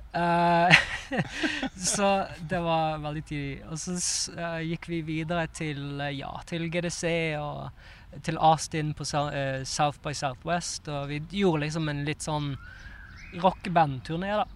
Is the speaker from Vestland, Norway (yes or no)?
yes; Bergen, Vestland, Norway; moved away as an adult; also born or lived in Oslo; når jeg bodde her i Oslo, så hadde jeg jo en del bestekompiser hjemme i Bergen